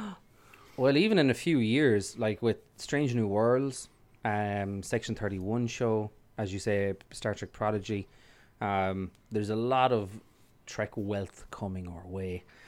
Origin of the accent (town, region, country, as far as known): Ireland